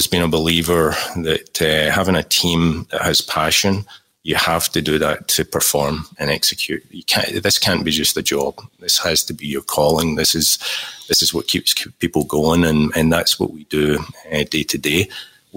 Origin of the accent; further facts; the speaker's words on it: Glasgow, Scotland, United Kingdom; the Scottish origins coming through there. Growing up in Glasgow